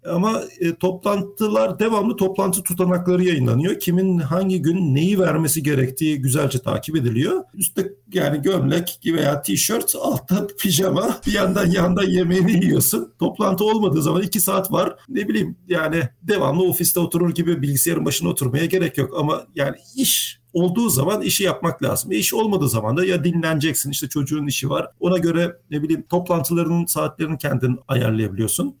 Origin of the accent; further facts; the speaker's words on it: İzmir, Turkey; moved away as an adult; also born or lived in Mersin / Gaziantep; 18 yaşına kadar İzmir'de büyüdüm